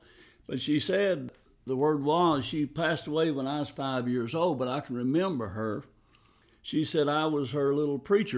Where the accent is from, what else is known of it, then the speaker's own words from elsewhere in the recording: North Carolina, United States; Well, I grew up in the Smoky Mountains, Blue Ridge Mountains, western North Carolina.